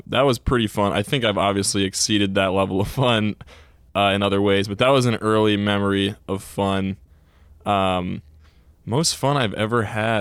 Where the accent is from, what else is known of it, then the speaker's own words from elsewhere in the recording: Essex Junction, Vermont, United States; I'm from Essex Junction, Vermont. I've kind of lived in the area.